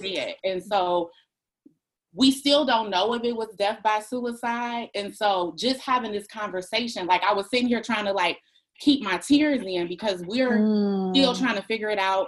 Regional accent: Detroit, Michigan, United States; moved away as an adult; now in Maryland, United States; we're from Detroit.

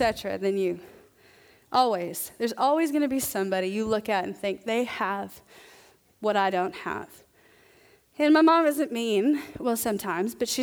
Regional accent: the South, United States; I'm from the South

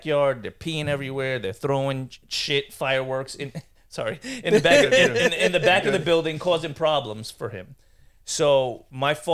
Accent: New York City, New York, United States; growing up in Brooklyn

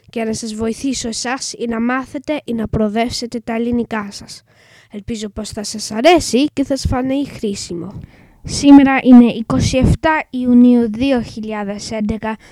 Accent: England, United Kingdom; Greek is a second language; είμαι έντεκα και είμαι Άγγλος. Η μαμά μου όμως είναι Ελληνίδα

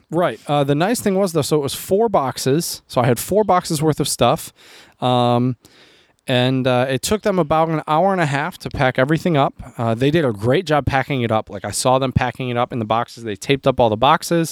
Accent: United States; also born or lived in Chomutov, Czech Republic; me as an American

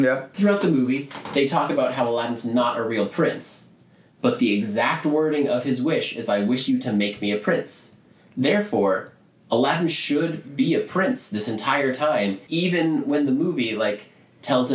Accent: Orlando, Florida, United States; that's my hometown, guys. I'm from Orlando

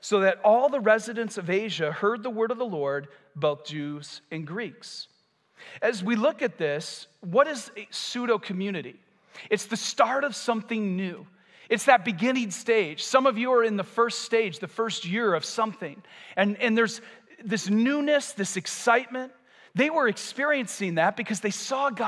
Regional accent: United States; I'm American too

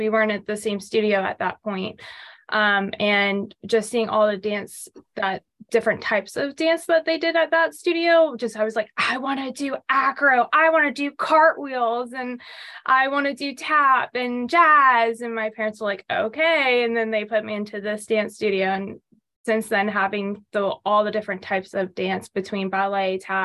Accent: Jacksonville, Florida, United States; I was born and raised in Jacksonville, Florida

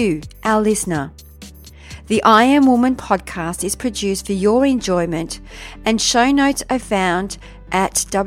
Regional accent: Melbourne, Victoria, Australia; moved away; all the way from Melbourne, my hometown

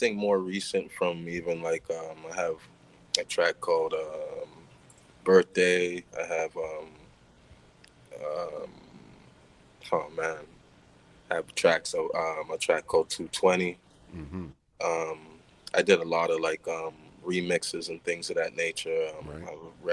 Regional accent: Toronto, Ontario, Canada; Born and raised in Canada, Toronto, Canada.

